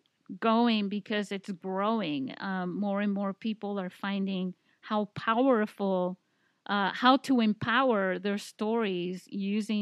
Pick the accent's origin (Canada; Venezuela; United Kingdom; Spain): Spain; also born or lived in Italy; now in San Diego, United States; I can speak Spanish because, you know, I grew up in Spain